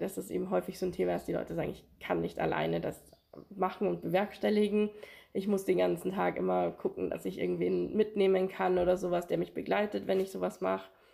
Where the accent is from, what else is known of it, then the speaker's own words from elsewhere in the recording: Amberg, Bavaria, Germany; ich bin hier in Amberg auch aufgewachsen